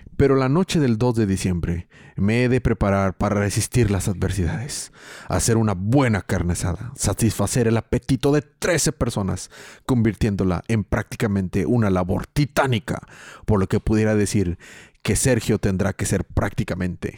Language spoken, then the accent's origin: Spanish; Mexico; soy mexicano